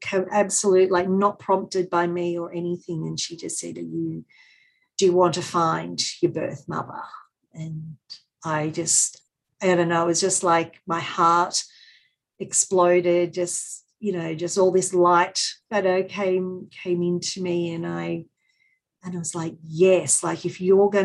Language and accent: English; Sydney, New South Wales, Australia; born there; because I was born in Sydney, whenever I went to Sydney